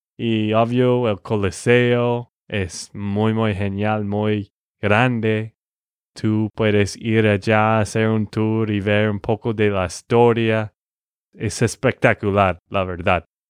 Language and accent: Spanish; Texas, United States; de Texas, Estados Unidos